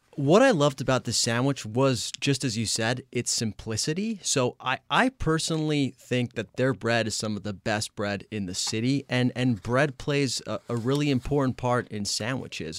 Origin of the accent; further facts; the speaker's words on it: Italy; now in Los Angeles, United States; I am from Italy